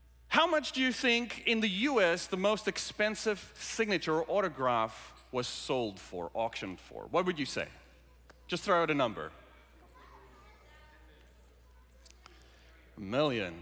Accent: South Africa; moved away; I grew up in South Africa, born and raised in South Africa

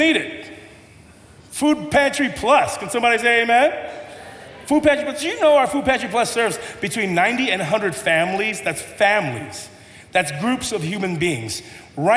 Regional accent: United States; I'm pretty Tongan, but I grew up here in America.

